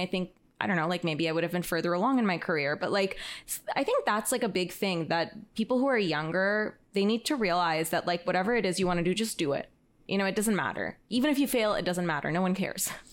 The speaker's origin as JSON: {"language": "English", "town": "Toronto", "region": "Ontario", "country": "Canada", "moved": "yes", "said": "I'm originally from Toronto"}